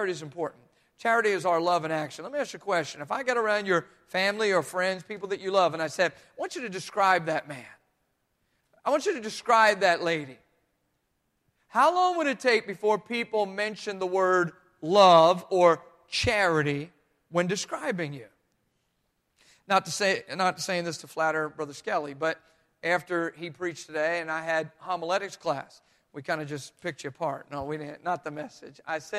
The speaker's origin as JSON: {"language": "English", "region": "New Jersey", "country": "United States", "said": "I'm from Jersey too"}